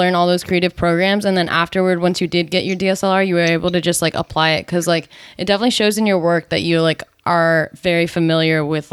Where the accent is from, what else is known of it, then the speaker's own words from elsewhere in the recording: New Jersey, United States; I grew up in New Jersey